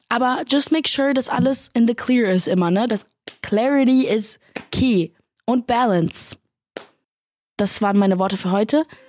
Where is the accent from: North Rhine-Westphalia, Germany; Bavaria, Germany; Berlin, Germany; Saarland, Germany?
Berlin, Germany; Ich komme aus Berlin und ich habe zwei große Brüder